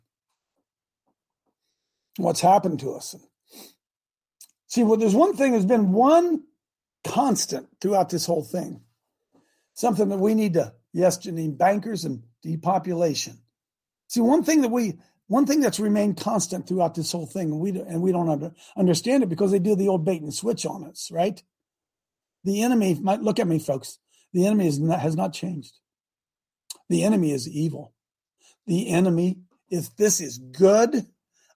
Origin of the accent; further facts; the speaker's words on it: Hebron, Ohio, United States; my hometown of Hebron